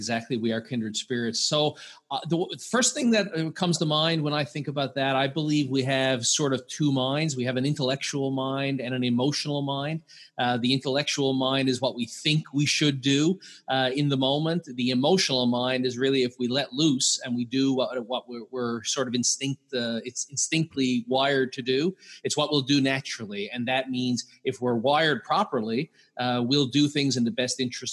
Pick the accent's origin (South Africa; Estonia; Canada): Canada; Newfoundland and Labrador; So I'm from Newfoundland, Canada.